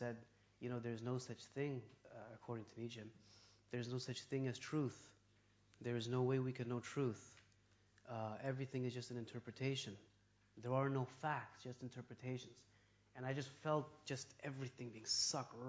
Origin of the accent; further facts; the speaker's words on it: Toronto, Ontario, Canada; I was born in Toronto. I grew up as a typical kind of, you know, Westerner.